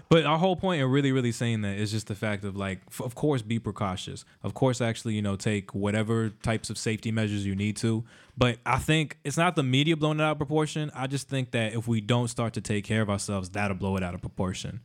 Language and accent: English; Miami, Florida, United States; I grew up in Miami